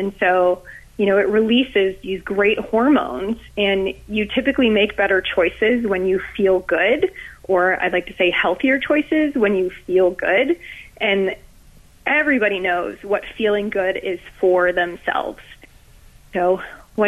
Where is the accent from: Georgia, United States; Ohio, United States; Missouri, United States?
Ohio, United States; moved away as an adult; now in Florida, United States; So I grew up in Ohio and just recently moved down here to Florida